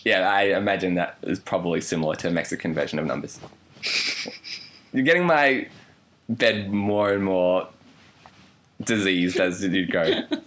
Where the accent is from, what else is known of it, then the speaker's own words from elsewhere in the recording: Canada; accent: Canadian; I'm Canadian.